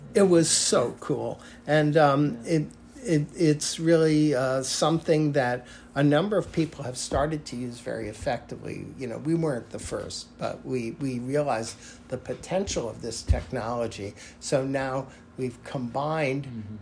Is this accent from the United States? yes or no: yes; United States; it defines who I am as an American